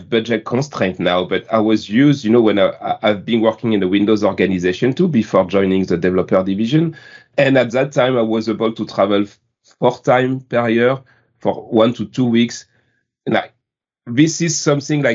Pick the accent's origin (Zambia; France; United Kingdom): France; accent: French; English is a second language; my beautiful French accent